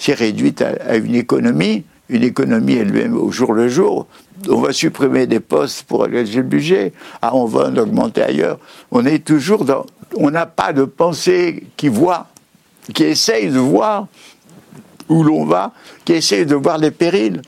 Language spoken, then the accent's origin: French; Paris, Île-de-France, France; Je suis né en 1921 à Paris